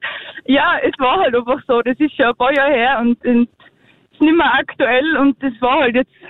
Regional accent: Zillertal, Tyrol, Austria; beim Gauderfest bei uns im Zillertal

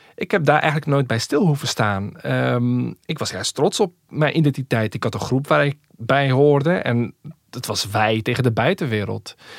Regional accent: Rotterdam, South Holland, Netherlands; Ik groeide dus niet op in Winterswijk, maar in Rotterdam

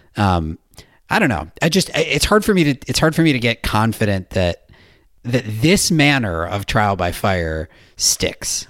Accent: United States; also born or lived in Australia; my home country

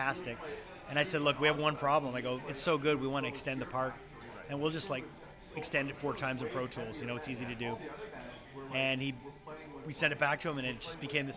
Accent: Montreal, Quebec, Canada; I'm from Montreal

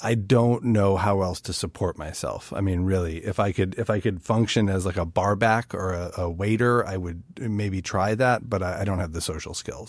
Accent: Chicago, Illinois, United States; I'm from Chicago, which is a city with its own barbecue traditions

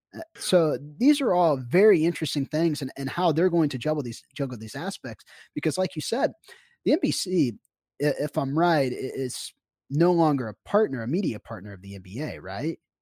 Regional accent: Kansas City, United States; I'm from Kansas City.

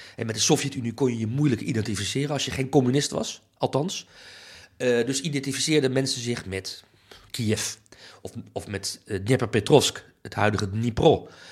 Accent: Amsterdam, North Holland, Netherlands; ik ben Nederlander, ik voel me ook een Nederlandse patriot. En dat is toch vooral bij mij, denk ik, gevoed door, oké, Amsterdam, dat voelen me ook, Amsterdammer

